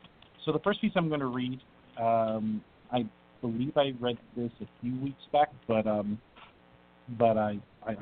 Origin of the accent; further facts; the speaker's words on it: New Jersey, United States; I'm from Jersey too